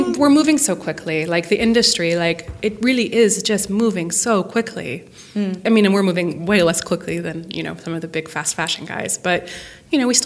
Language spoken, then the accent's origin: English; Montana, United States; I am from Montana.